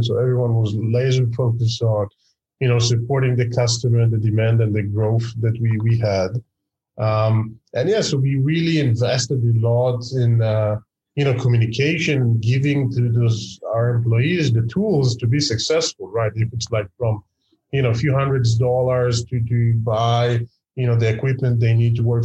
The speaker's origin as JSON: {"language": "English", "country": "Israel", "said": "I'm from Israel"}